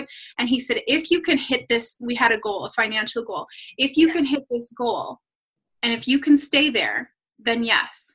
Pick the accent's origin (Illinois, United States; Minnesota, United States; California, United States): Minnesota, United States; I'm from Minnesota, land of 10,000 lakes